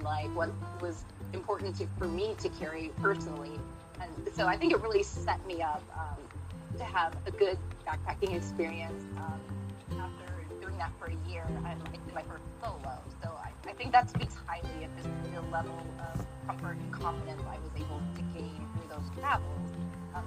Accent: Galesburg, Illinois, United States; I am from Galesburg, Illinois

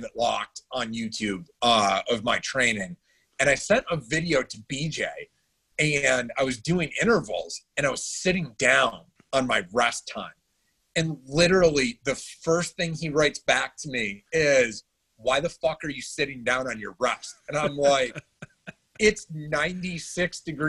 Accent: Syracuse, New York, United States; also born or lived in Adirondacks; now in Charlotte, United States; I grew up in Syracuse

